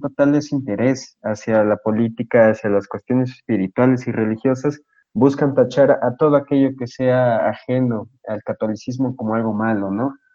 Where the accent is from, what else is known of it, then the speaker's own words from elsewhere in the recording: Mexico; yo como posicionista mexicano